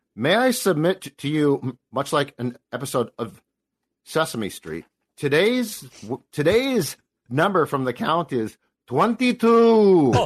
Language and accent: English; Los Angeles, California, United States; I was born in Hollywood